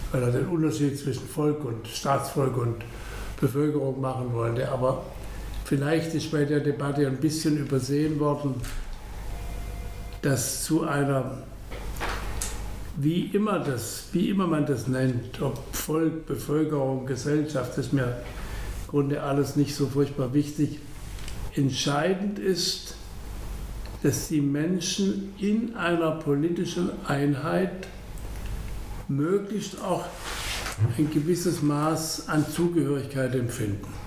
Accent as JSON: {"language": "German", "region": "Baden-Württemberg", "country": "Germany", "said": "wir sind Badener, Sie kennen Baden und Württemberg, Altbaden."}